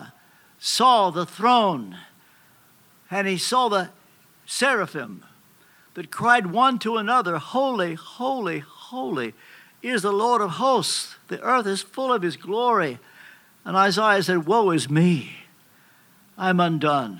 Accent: Kentucky, United States; I'm from Kentucky

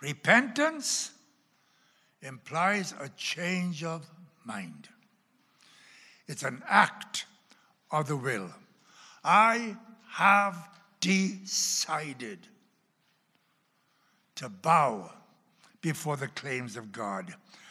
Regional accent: Oklahoma, United States; accent: Oklahoma; And you can tell by my accent, though the Oklahoma accent still lingers around quite often.

